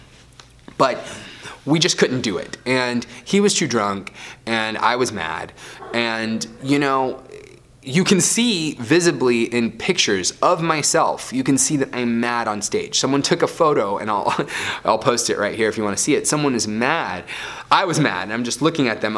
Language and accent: English; Florida, United States; I grew up in Florida